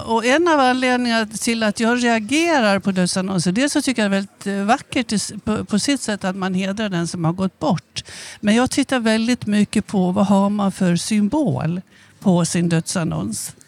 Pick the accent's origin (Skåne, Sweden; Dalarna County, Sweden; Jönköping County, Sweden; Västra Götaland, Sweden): Dalarna County, Sweden; Avesta; accent: dalmål; moved away as an adult; also born or lived in Stockholm; now in Skåne, Sweden; Jag kommer från Avesta